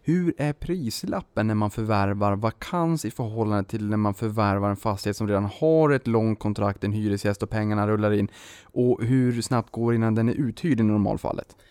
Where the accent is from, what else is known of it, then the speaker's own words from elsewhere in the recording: Boden, Norrbotten County, Sweden; also born or lived in Luleå; now in Stockholm, Sweden; Jag kommer ju från Boden, Luleå, Rostbollen, Notviken